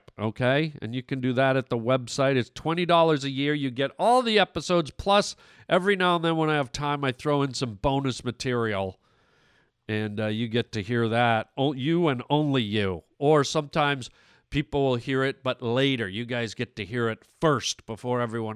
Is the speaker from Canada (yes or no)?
yes; Canada; moved away; I was born and raised in Canada, so those are my country people, my original country people